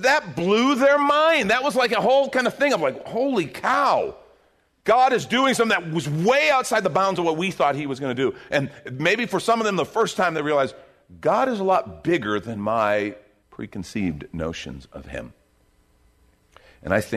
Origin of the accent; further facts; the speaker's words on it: United States; I'm an American